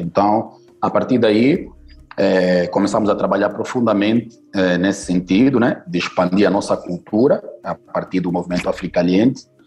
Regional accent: Luanda, Luanda Province, Angola; now in Brazil; Eu nasci em Luanda, capital da Angola.

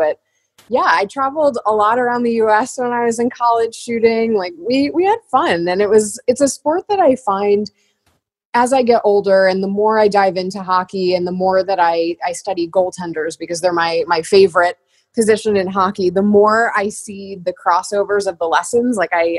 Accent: New Jersey, United States; I grew up in New Jersey

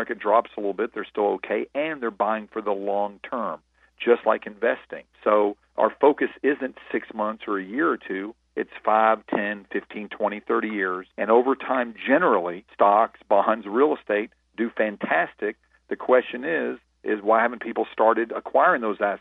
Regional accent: Nashville, Tennessee, United States; I was a busboy from Nashville, Tennessee

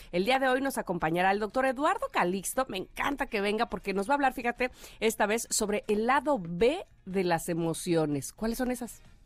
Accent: Veracruz, Mexico; moved away as an adult; also born or lived in Mexico City

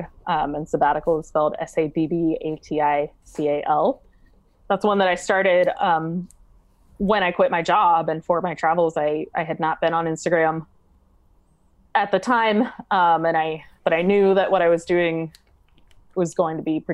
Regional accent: United States; As an American woman

